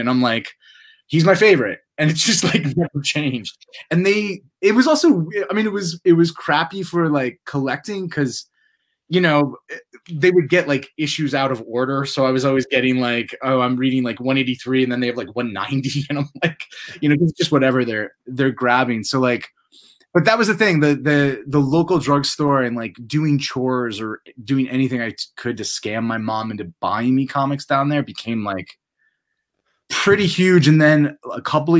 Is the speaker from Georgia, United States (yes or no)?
no; upstate New York, United States; I grew up in a small town in upstate New York